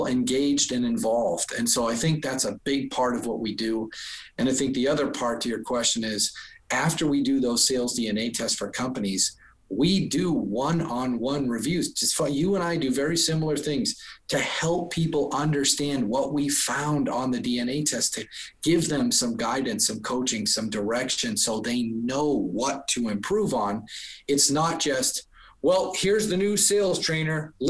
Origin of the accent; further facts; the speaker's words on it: Boston, Massachusetts, United States; I'm from Boston